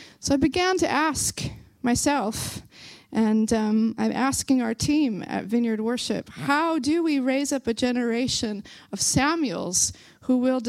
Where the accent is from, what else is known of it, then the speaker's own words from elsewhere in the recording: Belfast, Northern Ireland, United Kingdom; accent: Belfast; my Belfast accent is trying, it's trying to come through here